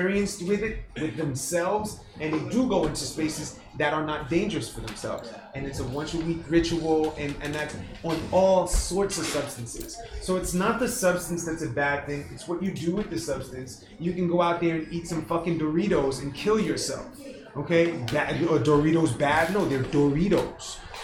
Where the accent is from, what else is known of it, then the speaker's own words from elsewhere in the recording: New York City, New York, United States; So I'm from Brooklyn. I'm from Flatbush, Brooklyn. Okay, I'm from the hood